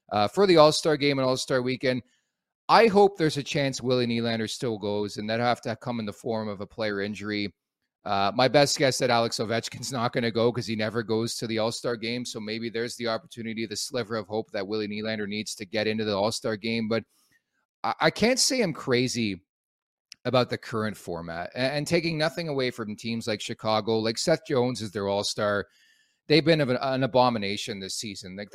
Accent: Montreal, Quebec, Canada; moved away; I was born in Montreal, if you can believe that.

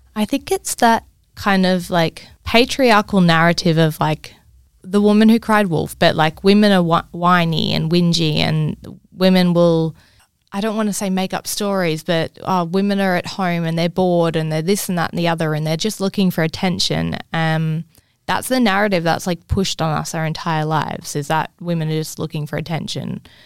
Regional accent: Cairns, Queensland, Australia; growing up in Cairns

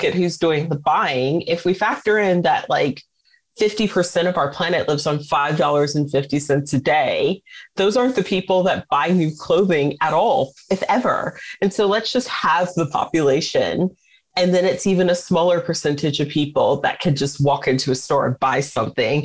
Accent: United States; As an American

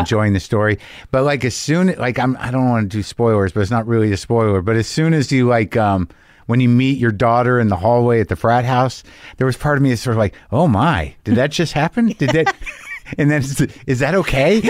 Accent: New Mexico, United States; I grew up in Alfalfa

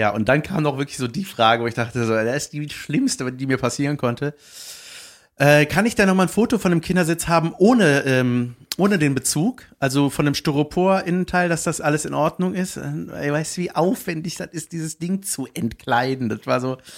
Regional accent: Berlin, Germany; Ja, wir kommen aus Berlin.

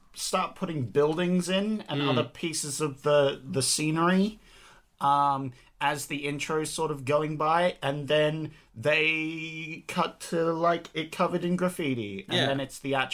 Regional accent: Australia

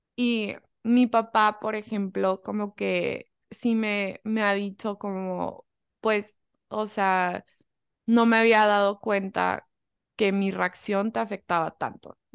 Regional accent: United States; moved away; also born or lived in Germany / Mexico (family heritage); soy mucho más gringa, o sea, 100% mucho más gringa

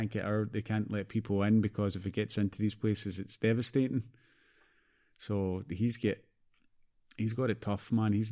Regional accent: Canada; And, like I've got family in Canada. Obviously, I'm Canadian

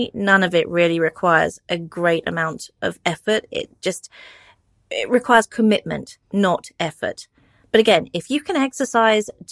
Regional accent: United Kingdom; I'm British

